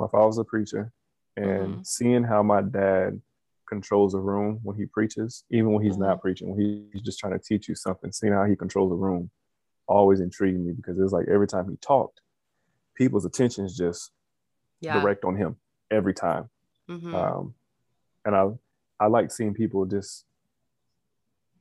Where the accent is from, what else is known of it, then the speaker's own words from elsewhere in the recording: Las Vegas, Nevada, United States; I'm from Las Vegas, Nevada